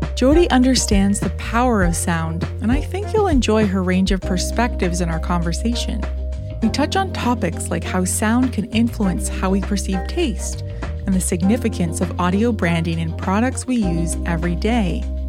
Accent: Ontario, Canada; a fellow Canadian and Ontarian

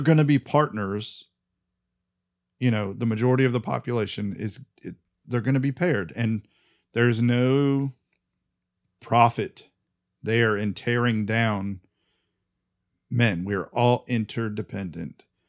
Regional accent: United States; I'm American

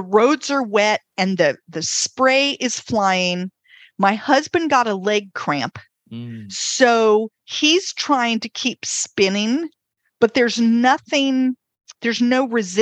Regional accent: North Carolina, United States; I'm from North Carolina

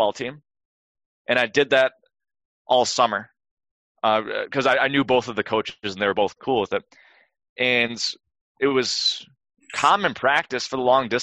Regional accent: Wisconsin, United States; I grew up in Wisconsin

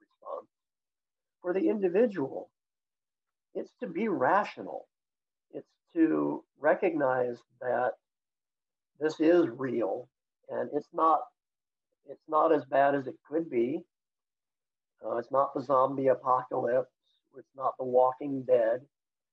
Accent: United States; moved away as an adult; now in China; an American living overseas

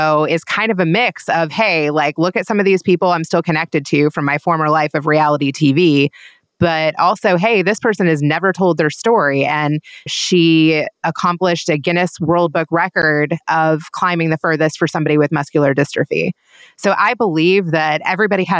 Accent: Kentucky, United States; I grew up in Kentucky.

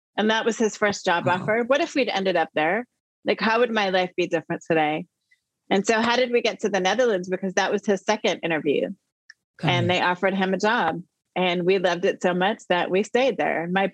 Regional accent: Saint Paul, Minnesota, United States; born there; But now when I tell people I was born in St. Paul, Minneapolis, I mean, it means something different right now, right?

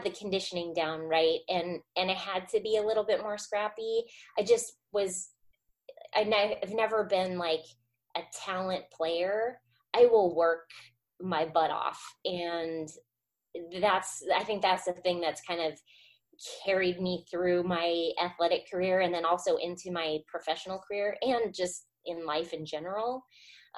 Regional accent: Arizona, United States; moved away as an adult; also born or lived in Orange, California; I grew up in Arizona

